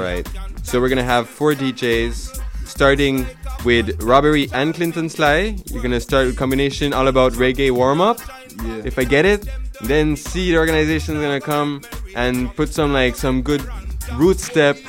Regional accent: Switzerland; I come from Switzerland

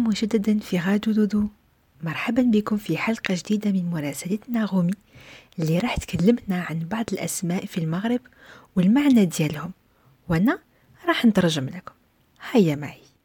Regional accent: Algeria; في بلدي الجزائر

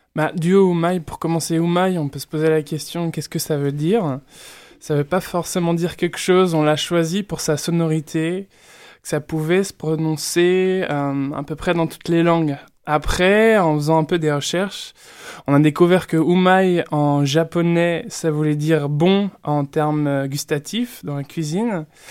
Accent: Burgundy, Bourgogne-Franche-Comté, France; Je viens de Bourgogne en plus, donc j'ai un certain rapport au vin

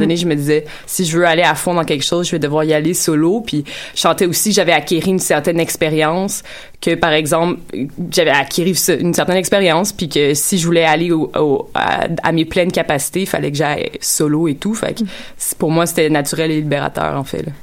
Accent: Quebec, Canada; en tant que Québécois

